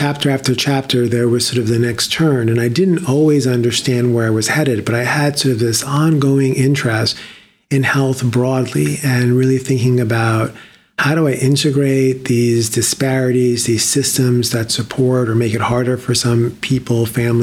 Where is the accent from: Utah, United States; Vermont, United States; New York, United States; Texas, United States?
New York, United States; New York City; born and raised in the Bronx